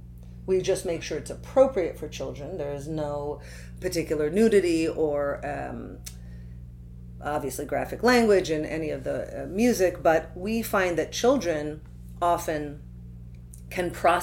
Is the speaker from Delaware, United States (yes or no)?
no; Santa Cruz, California, United States; I was born in Santa Cruz, California.